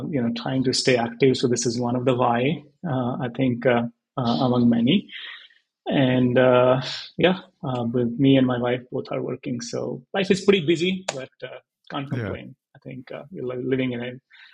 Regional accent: Haryana, India; moved away; I was born and brought up in Haryana, in a very small village, I would say 70 kilometers from Delhi

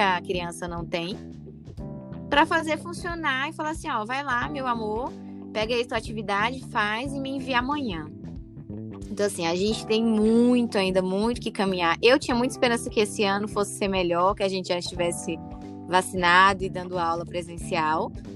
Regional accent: Brazil; eu cresci na Santa Maria

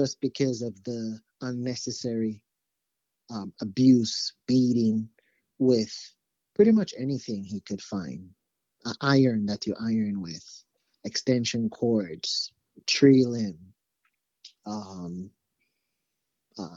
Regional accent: Jamaica; moved away as an adult; now in United States; I actually grew up in Jamaica, so I'm not from the United States. I came here to the United States when I was 18

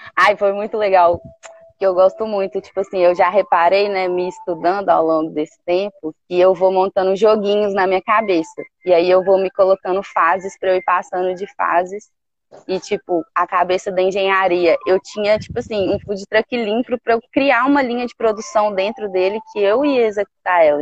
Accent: Belo Horizonte, Minas Gerais, Brazil; moved away as an adult; now in Caraíva, Brazil; eu nasci em Belo Horizonte

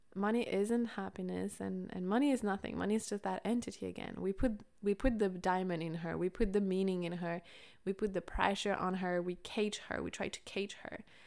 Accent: France; growing up in France

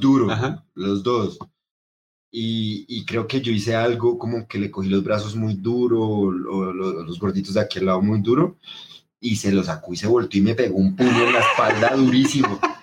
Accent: Pamplona, Norte de Santander, Colombia; also born or lived in Catatumbo; Yo nací en Pamplona, norte de Santander

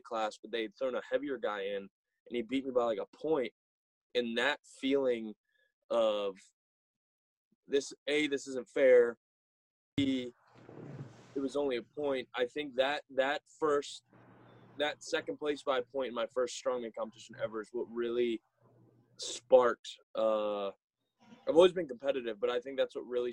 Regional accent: Carroll County, Maryland, United States; I was born and raised here in Carroll County, Maryland

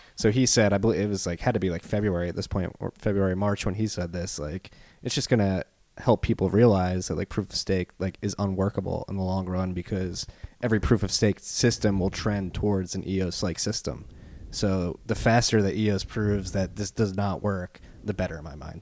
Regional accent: Philadelphia, Pennsylvania, United States; accent: Philly; I got my Philly accent.

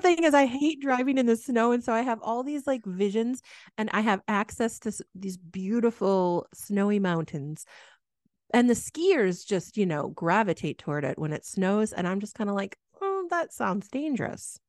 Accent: Midwest, United States; growing up in the Midwest

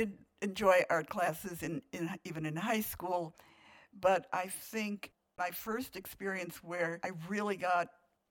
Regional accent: Joliet, Illinois, United States; in Joliet, Illinois, in 1935.

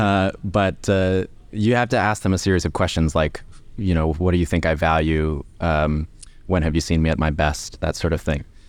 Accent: Columbus, Ohio, United States; moved away as an adult; now in United Kingdom; I'm from Ohio, originally, Columbus, Ohio

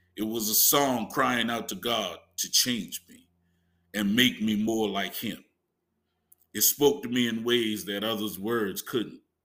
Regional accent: Huger, South Carolina, United States; accent: Geechee; I'm from Hughie, a small town outside of Charleston. We're described as geeky in how we speak

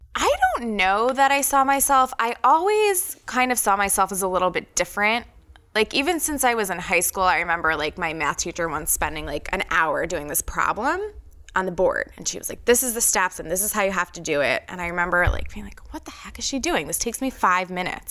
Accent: New York, United States; now in Philadelphia, United States; I grew up in New York

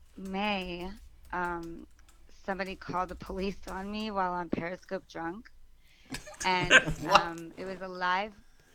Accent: Miami, Florida, United States; Born and raised in Miami, and I still live here.

